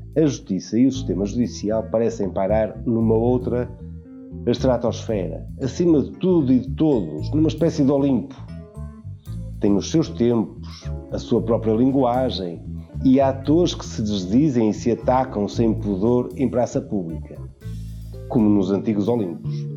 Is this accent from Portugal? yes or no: yes; Portugal; Como português